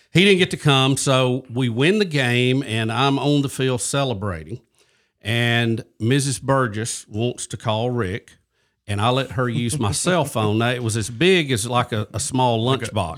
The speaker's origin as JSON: {"language": "English", "town": "Jacksonville", "region": "Alabama", "country": "United States", "tie": "born or raised there", "accent": "Southern", "said": "I'm originally from Jacksonville, Alabama, and uh, grew up there."}